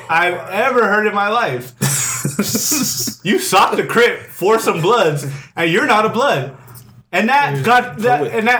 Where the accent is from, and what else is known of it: California, United States